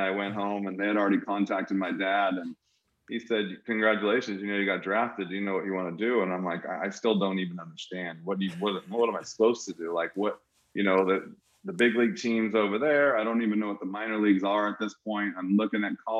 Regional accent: Anaheim, California, United States; moved away as an adult; growing up in Anaheim, I got a chance to watch Devo, Gary Pettis, Freddie Lynn.

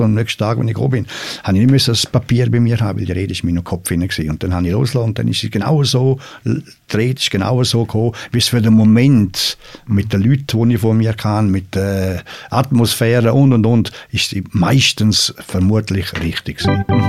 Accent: Switzerland; vor allem nicht als Schweizer

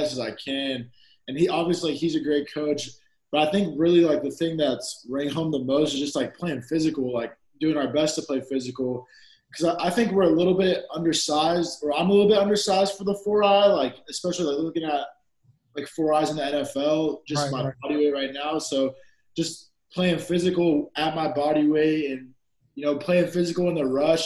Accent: San Bernardino, California, United States; I'm from San Bernardino

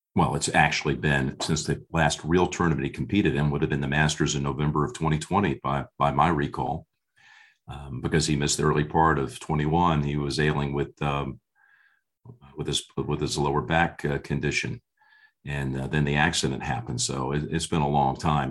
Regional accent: New Jersey, United States; a young kid growing up in New Jersey.

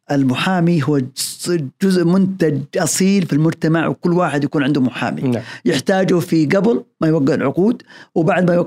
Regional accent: Saudi Arabia; لا يمكن اني كسعودي اني اسوق على اليابانيين لان الثقافه مختلفه تماما

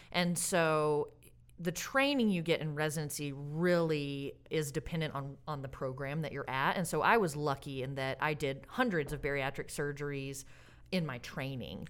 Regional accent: Alabama, United States; also born or lived in Santa Barbara, California / Springfield, Massachusetts; now in Oregon, United States; I grew up in Alabama

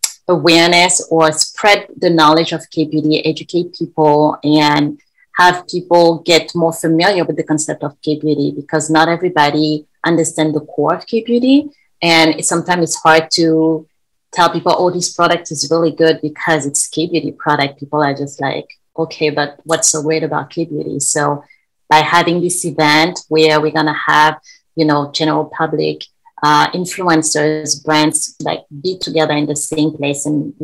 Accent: Senegal; also born or lived in Paris / New York; now in Korea; I'm originally from Senegal. I was born in Paris. I lived in New York, and now I'm here in Korea.

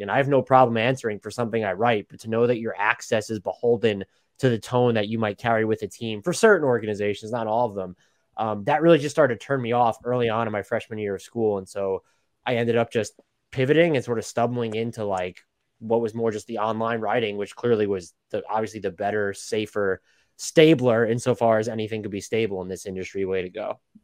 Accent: Long Island, New York, United States; I was born and raised in New York. Uh, Long Island, the suburbs have never lived in the city

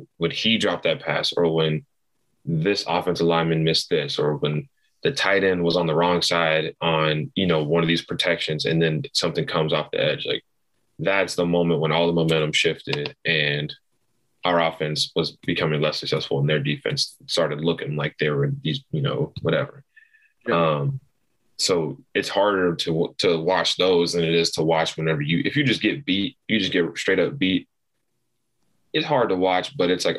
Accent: Farragut, Tennessee, United States; also born or lived in Texas; I was practically raised all in Knoxville. Grew up in Farragut like my whole life

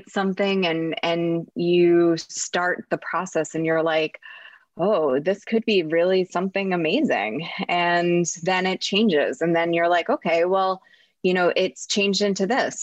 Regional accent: New Jersey, United States; I'm from New Jersey

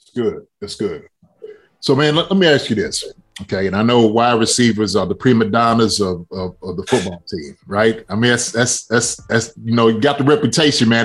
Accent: Kentucky, United States; moved away; I'm from Kentucky

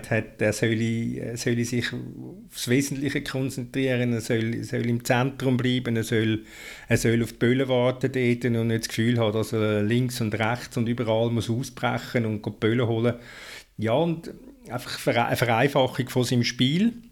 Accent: Switzerland; Ich bin ja Schweizer

